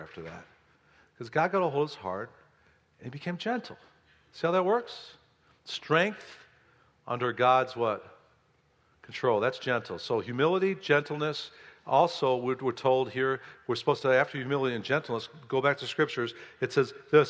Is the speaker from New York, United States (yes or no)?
no; Oak Park, Illinois, United States; my house that I grew up in Oak Park, Illinois